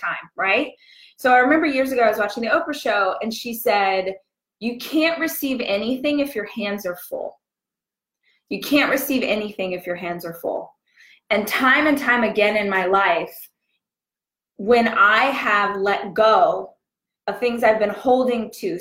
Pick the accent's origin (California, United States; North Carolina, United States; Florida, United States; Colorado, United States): California, United States; Southern; moved away as an adult; also born or lived in Los Angeles, United States; now in Austin, United States; I'm born and raised in Southern Cali